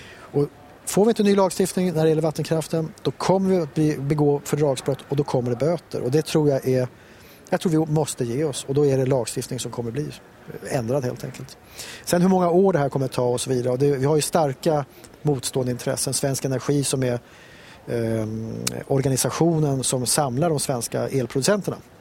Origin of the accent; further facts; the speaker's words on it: Stockholm, Stockholm County, Sweden; moved away as an adult; now in Näsåker, Sweden; jag är själv stockholmare